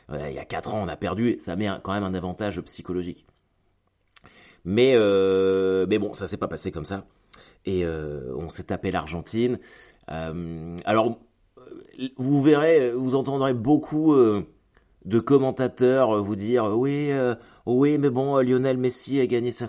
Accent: France; Moi, je suis français et je suis supporter du Stade Malherbe de Caen.

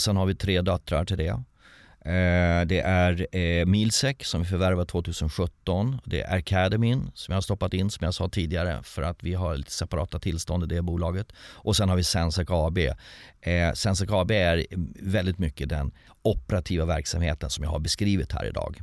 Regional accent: Sweden; som svensk

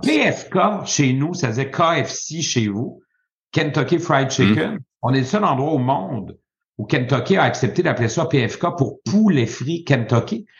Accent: Quebec, Canada; je suis d'abord québécois, francophone

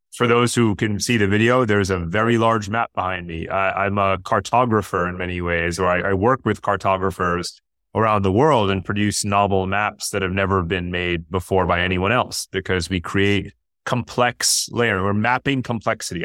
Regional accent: Westchester County, New York, United States; now in Singapore; I grew up in New York outside of Manhattan and Westchester County

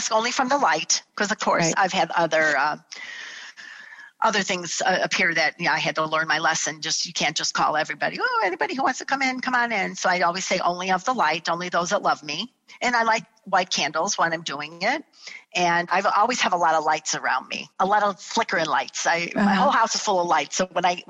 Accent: Chicago, Illinois, United States; moved away as an adult; also born or lived in Florida; we're all born and raised in Chicago

